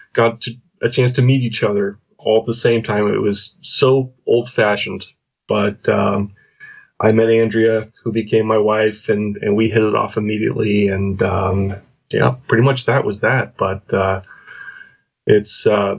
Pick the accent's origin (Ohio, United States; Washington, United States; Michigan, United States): Washington, United States; Spokane; moved away; also born or lived in Florida / Arizona / Virginia / Portland, Oregon; I'm from the Pacific Northwest in the U.S. originally, a little city called Spokane, Washington